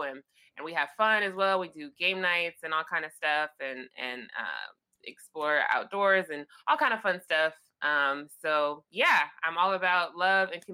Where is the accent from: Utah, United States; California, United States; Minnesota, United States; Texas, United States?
California, United States; Los Angeles; I am from Los Angeles. That is where I am now